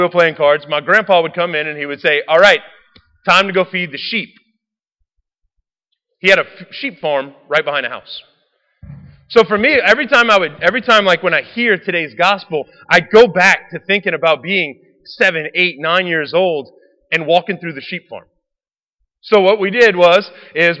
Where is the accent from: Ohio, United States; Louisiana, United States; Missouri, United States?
Louisiana, United States; Raceland; I grew up in Raceland.